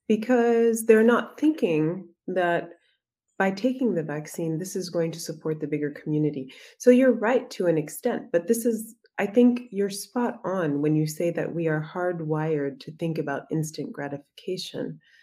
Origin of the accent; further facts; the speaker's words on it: Egypt; I mean, you come from Brazil, I come from Egypt.